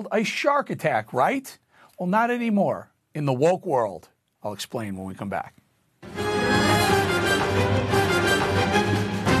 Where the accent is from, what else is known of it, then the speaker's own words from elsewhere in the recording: Chicago, Illinois, United States; Chicago, my hometown